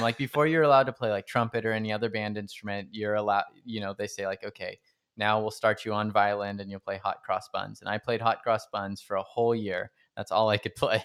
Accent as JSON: {"language": "English", "town": "Stockton", "region": "California", "country": "United States", "tie": "born or raised there", "said": "I grew up in Stockton"}